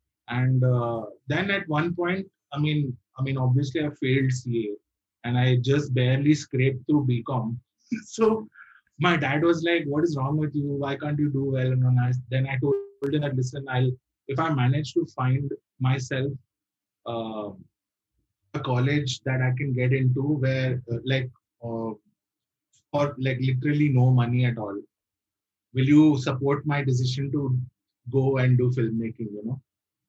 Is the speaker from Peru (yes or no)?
no; Bahrain; because I was brought up in the Middle East. I was brought up in this in Bahrain. Which is like a small island next to Saudi Arabia.